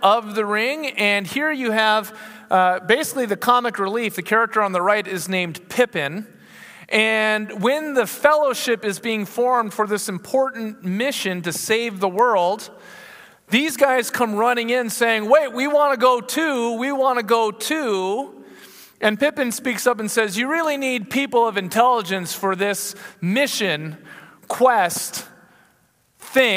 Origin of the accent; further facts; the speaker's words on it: United States; I'm from America.